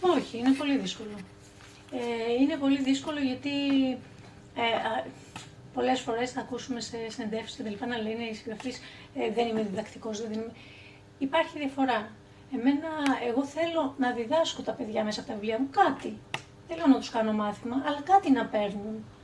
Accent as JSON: {"language": "Greek", "town": "Karpenisi", "region": "Central Greece", "country": "Greece", "tie": "born or raised there", "said": "εγώ γεννήθηκα το 1974. Ε, και μεγάλωσα στο Καρπενήσι, που είναι μια μικρή πόλη"}